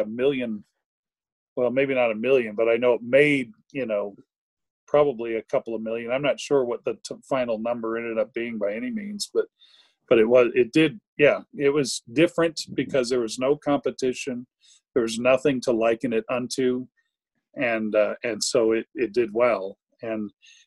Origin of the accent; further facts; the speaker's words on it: Virginia, United States; moved away; also born or lived in Richmond, Virginia / South Texas; I'm originally from Virginia